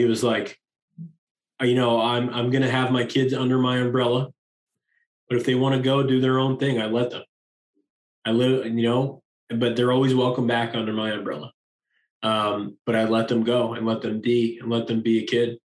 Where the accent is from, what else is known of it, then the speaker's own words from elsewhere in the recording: New York, United States; I'm from New York.